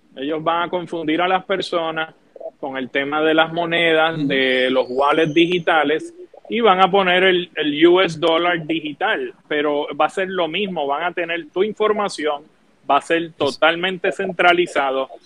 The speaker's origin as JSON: {"language": "Spanish", "country": "Puerto Rico"}